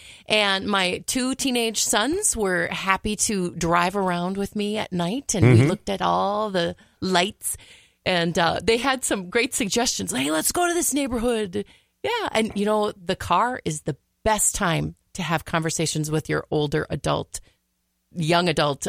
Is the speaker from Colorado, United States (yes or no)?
no; Brooklyn Center, Minnesota, United States; I am from Brooklyn Center.